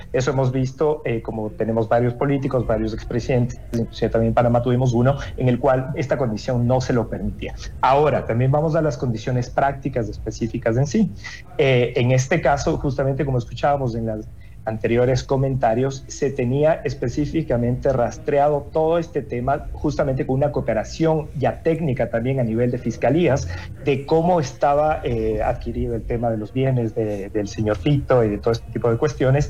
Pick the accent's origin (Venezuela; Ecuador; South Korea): Ecuador; eso que nos dice también como ecuatorianos